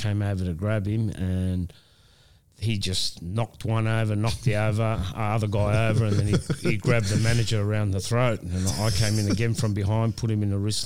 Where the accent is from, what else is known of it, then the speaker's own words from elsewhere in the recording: Australia; this is my hometown.